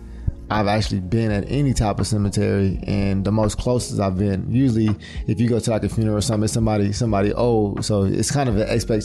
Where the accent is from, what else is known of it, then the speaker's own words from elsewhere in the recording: Inglewood, California, United States; I know that we are all from Inglewood. If you didn't know, now you know. We all graduated from Inglewood High School.